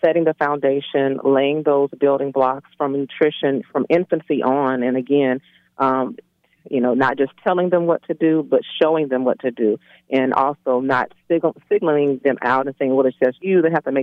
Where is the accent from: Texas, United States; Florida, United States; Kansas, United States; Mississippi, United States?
Florida, United States; Pensacola; moved away as an adult; now in Atlanta, United States; I'm originally from Pensacola, Florida.